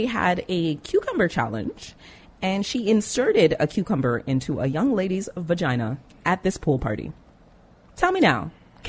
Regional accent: Jamaica; No, dancehall people. I'm Jamaican.

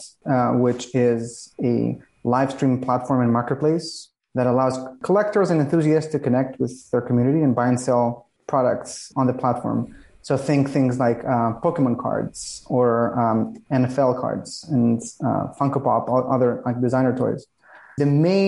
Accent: Greece; also born or lived in San Francisco, California; now in Los Angeles, United States; I'm from Greece, but for the past few years, I'm not going to say how many, because it's been a while. I've been living in this, what I think is the second best place after Greece, which is California.

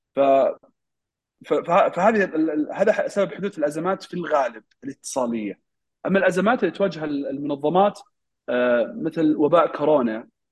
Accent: Saudi Arabia; عندنا في السعودية

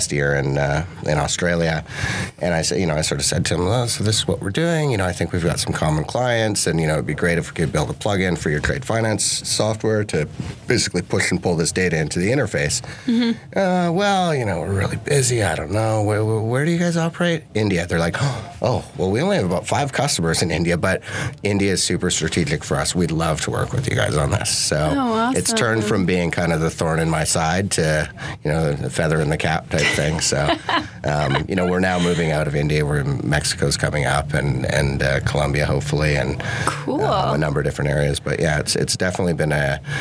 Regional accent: Canada; Growing up on the west coast of Canada amongst a bunch of tree huggers and hippies

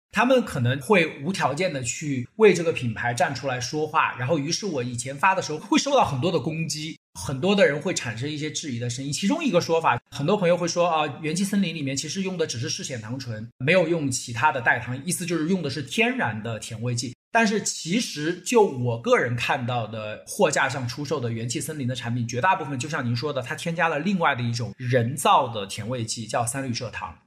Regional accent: China; 我们中国人都会有清热啊、解暑啊、解毒啊这样一个概念

